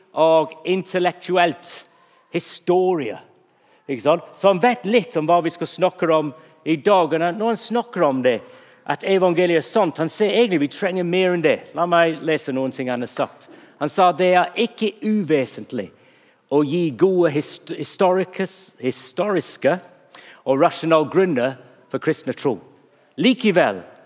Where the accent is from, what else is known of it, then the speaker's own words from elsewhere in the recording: England, United Kingdom; Norwegian is a second language; now in Norway; Når jeg er engelskmann